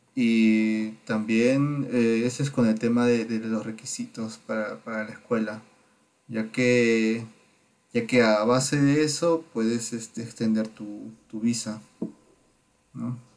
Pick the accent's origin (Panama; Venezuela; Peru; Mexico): Peru; Lima; moved away as an adult; now in Baden-Württemberg, Germany; yo soy de Perú, de, Lima